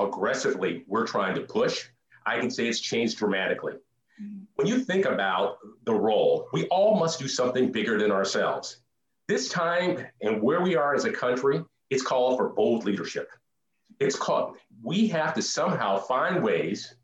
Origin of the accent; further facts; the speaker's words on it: Duluth, Minnesota, United States; growing up in Duluth